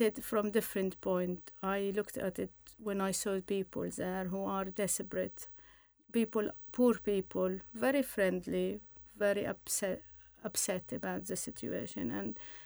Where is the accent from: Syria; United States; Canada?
Syria; moved away; I came from Syria